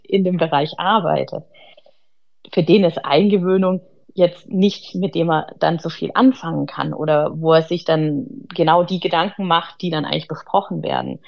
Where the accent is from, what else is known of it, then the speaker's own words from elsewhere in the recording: Ludwigsburg, Baden-Württemberg, Germany; ich komme aus Ludwigsburg, das ist in der Nähe bei Stuttgart